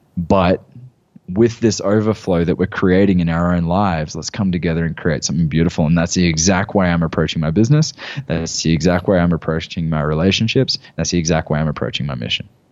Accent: Gold Coast, Queensland, Australia; moved away as an adult; I had a gym in my hometown on the Gold Coast

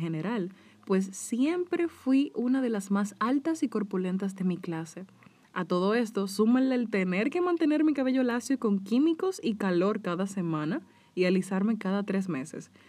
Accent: Dominican Republic; En mi país, República Dominicana

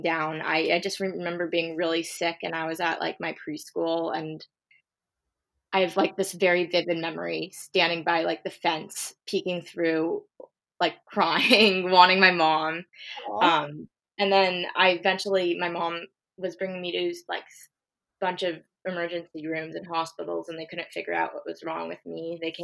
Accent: California, United States; I'm from California

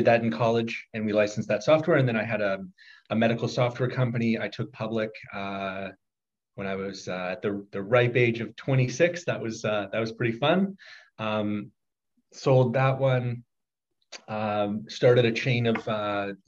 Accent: Toronto, Ontario, Canada; moved away as an adult; also born or lived in Harvard / Oxford; I am born and raised in Toronto

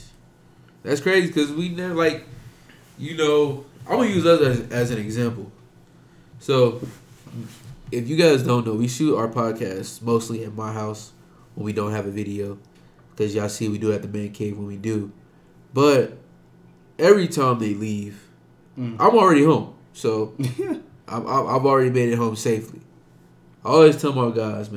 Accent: Las Vegas, Nevada, United States; we are from Las Vegas. We all in here is from Las Vegas

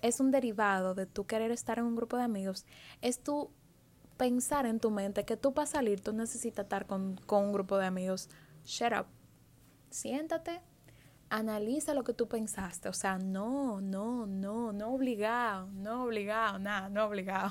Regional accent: Dominican Republic; en mi país

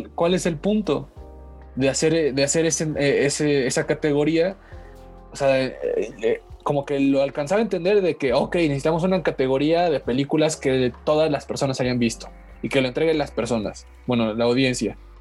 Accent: Mexico; mi país

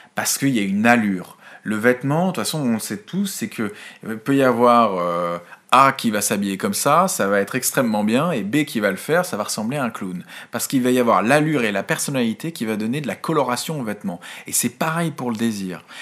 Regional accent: France; chez nous en France

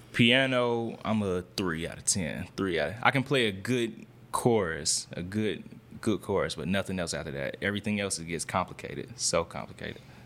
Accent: East Point, Georgia, United States; born or raised there

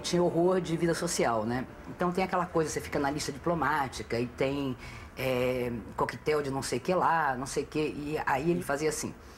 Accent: Recife, Pernambuco, Brazil; also born or lived in São Lourenço da Mata, Pernambuco; Eu nasci no Recife porque, nesse tempo, meu pai era senhor de engenho no município de São Lourenço da Mata

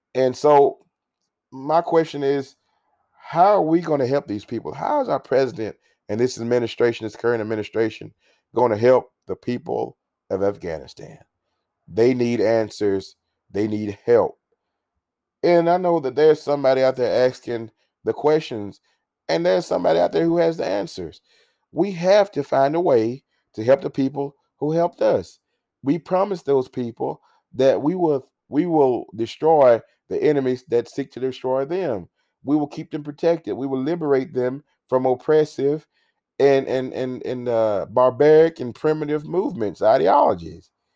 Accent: United States; We as an American people

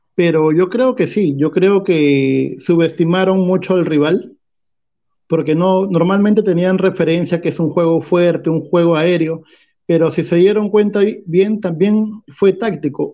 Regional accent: Peru; como peruanos

